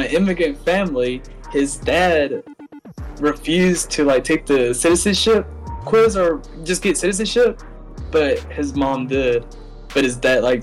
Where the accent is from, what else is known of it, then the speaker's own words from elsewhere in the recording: Tupelo, Mississippi, United States; I was born here in Tupelo, Mississippi